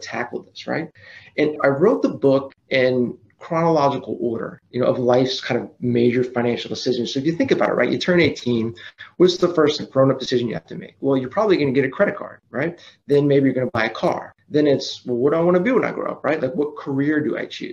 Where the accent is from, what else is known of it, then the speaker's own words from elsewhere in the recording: Austin, Texas, United States; also born or lived in Los Angeles; I'm from Austin, Texas.